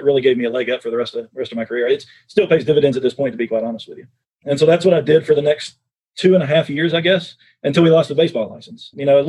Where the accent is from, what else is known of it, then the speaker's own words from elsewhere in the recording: East Tennessee, United States; moved away as an adult; also born or lived in Korea; I'd grown up in the Southeast in East Tennessee, Charlotte, North Carolina, where Press Pass was a 3.5-hour drive from my hometown.